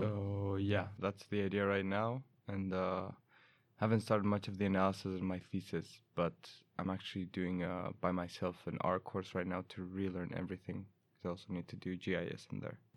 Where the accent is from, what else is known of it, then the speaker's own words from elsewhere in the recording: Chile; now in Umeå, Sweden; I'm from Chile